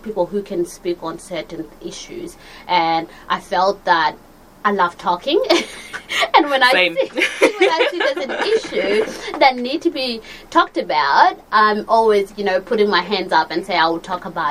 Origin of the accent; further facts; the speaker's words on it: Australia; Growing up in Australia